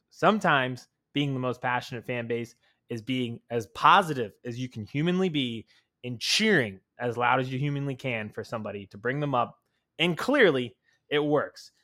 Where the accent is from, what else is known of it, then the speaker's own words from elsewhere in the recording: Harrisburg, Pennsylvania, United States; also from that hometown